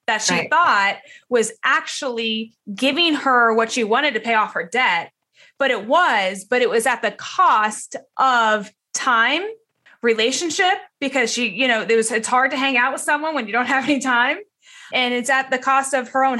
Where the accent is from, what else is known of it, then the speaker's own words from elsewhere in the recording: Atlanta, Georgia, United States; I'm from Atlanta and I'm from that area.